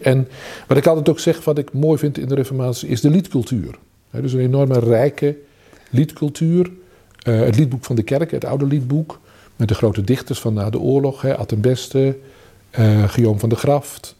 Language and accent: Dutch; Vianen, Utrecht, Netherlands; moved away as an adult; also born or lived in Groningen; now in 's-Hertogenbosch, Netherlands; Ik had in mijn geboorteplaats in Vianen, dus was ik al als tiener lid van een ecumenische studentengroep, bijbelgroep.